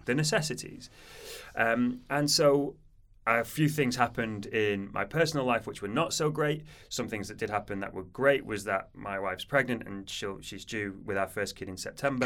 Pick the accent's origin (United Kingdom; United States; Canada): United Kingdom; Manchester, North West England; moved away as an adult; also born or lived in Portsmouth; I'm from Manchester originally, as you can probably tell by my accent